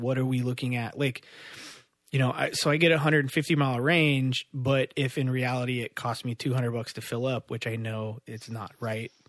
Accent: Midwest, United States; I grew up in the Midwest, um, and like I grew up in like a car and motorcycle family

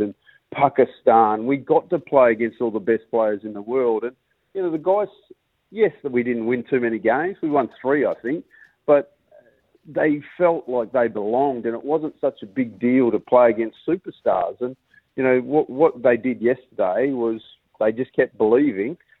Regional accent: Perth, Western Australia, Australia; moved away as an adult; now in Durham, United Kingdom; us Perth boys

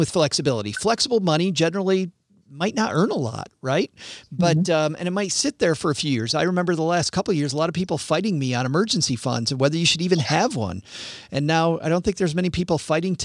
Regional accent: Southwest Michigan, United States; growing up in Southwest Michigan, I made a ton of money as a kid

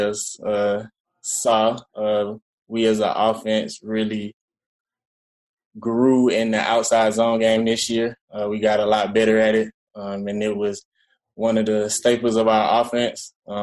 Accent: Georgia, United States; moved away as an adult; also born or lived in Minnesota; I immediately came back home to Georgia, started training with Chip Smith up in Lawrenceville, Georgia, where I'm from Georgia

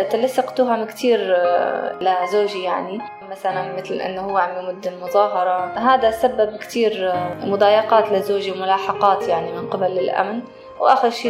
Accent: Moadamiyat al-Sham, Rif Dimashq, Syria; أنا من مواليد آه، 83 من منطقة آه، معظمية الشام

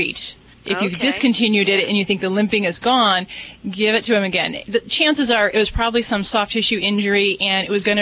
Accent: Las Vegas, Nevada, United States; I'm from Vegas

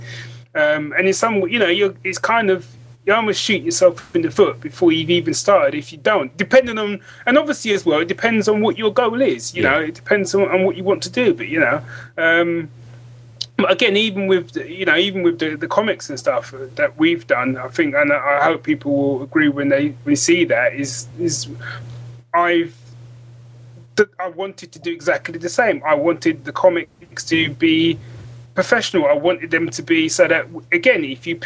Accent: London, United Kingdom; moved away as an adult; now in Northampton, United Kingdom; originally I'm from London. That's where I was born and raised.

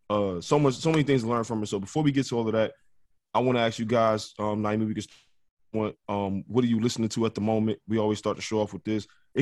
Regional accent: Detroit, Michigan, United States; The music is like Detroit influence, which is my hometown

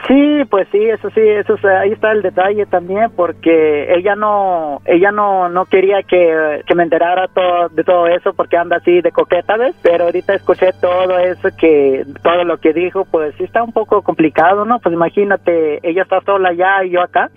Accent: Mexico City, Mexico; also born or lived in Oaxaca; yo soy de Oaxaca, pero eh, todo el tiempo me la he pasado en la Ciudad de México, en Ciudad de México crecí más que nada

